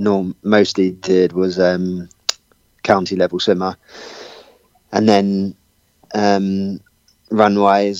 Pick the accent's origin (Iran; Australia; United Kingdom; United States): United Kingdom; Watford, East of England; moved away; living originally in Watford in England, that's my hometown